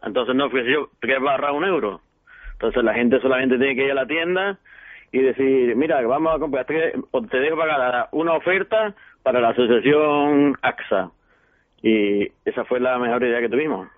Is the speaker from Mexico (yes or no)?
no; Almería, Andalusia, Spain; yo soy del barrio de la Cañada de San Urbano, de Almería.